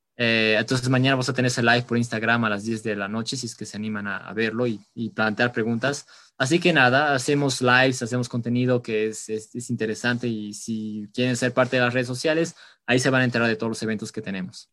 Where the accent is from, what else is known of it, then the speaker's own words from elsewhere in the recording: La Paz, Bolivia; nosotros como bolivianos, como paseños